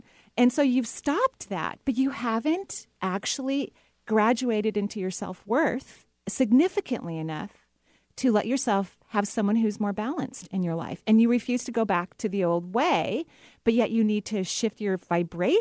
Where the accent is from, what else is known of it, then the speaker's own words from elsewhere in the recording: Seattle, Washington, United States; you're born and raised here.